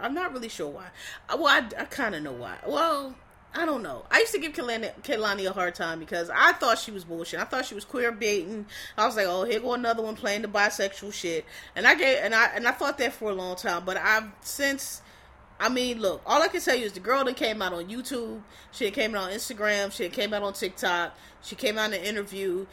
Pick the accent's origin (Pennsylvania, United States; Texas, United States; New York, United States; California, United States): Pennsylvania, United States; Philadelphia; I was born and raised in Philadelphia.